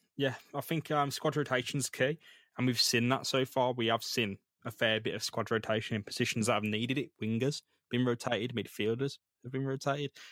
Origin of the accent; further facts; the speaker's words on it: Birmingham, West Midlands, United Kingdom; growing up in Great Bar, Erdington, Handsworth